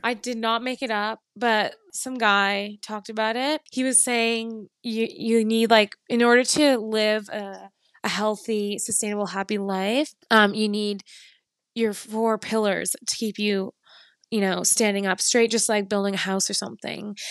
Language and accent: English; Canada; moved away as an adult; also born or lived in London; something inside of me just knew that I had to come back to Canada